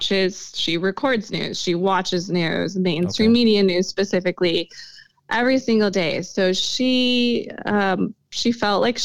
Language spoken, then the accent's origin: English; Sioux Falls, South Dakota, United States; I was born and raised here